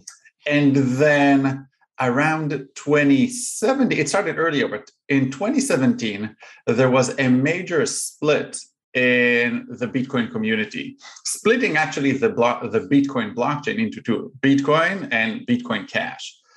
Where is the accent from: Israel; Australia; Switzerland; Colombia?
Israel; moved away as an adult; now in Chicago, United States; I'm originally from Israel